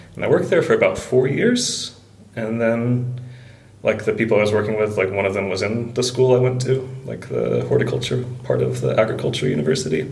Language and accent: English; Alabama, United States; moved away as an adult; also born or lived in Wisconsin / China; now in Iceland; I was uh, born in Alabama